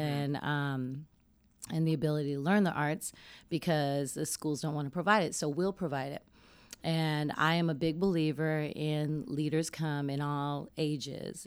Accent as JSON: {"language": "English", "town": "Denver", "region": "Colorado", "country": "United States", "said": "I'm from Denver, Colorado"}